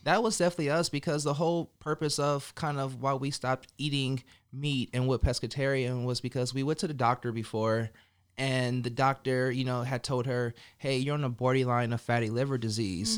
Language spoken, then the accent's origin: English; California, United States; now in Las Vegas, United States; I'm from Cali, the West Coast